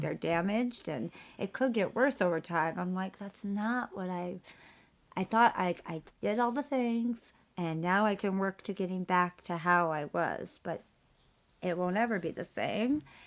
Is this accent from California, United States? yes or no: yes; California, United States; I'm Californian